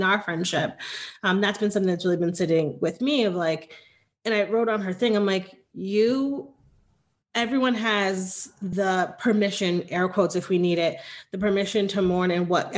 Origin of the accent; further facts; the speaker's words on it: New Haven, Connecticut, United States; moved away as an adult; now in Austin, United States; growing up in Connecticut, there was, again, a church on every corner